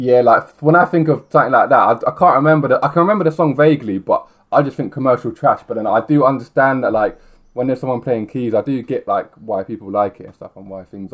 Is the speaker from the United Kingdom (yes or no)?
yes; Milton Keynes, South East England, United Kingdom; I grew up in Milton Keynes, I didn't grow up in London